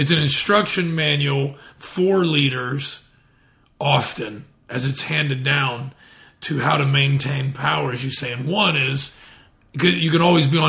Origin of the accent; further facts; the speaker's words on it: Indiana, United States; I'm from Indiana